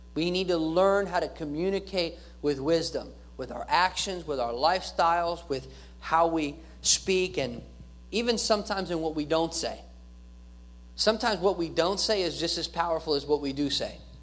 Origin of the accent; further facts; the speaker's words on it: United States